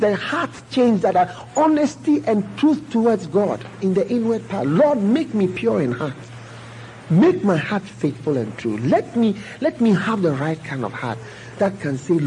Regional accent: England, United Kingdom; I wasn't born in Ghana, I was born in England. My mother is not a Ghanaian at all

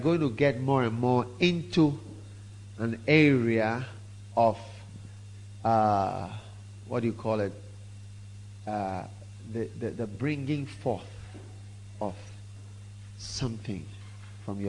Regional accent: Ghana; I'm half Swiss, half Ghanaian. And I've grown up in Ghana, mostly

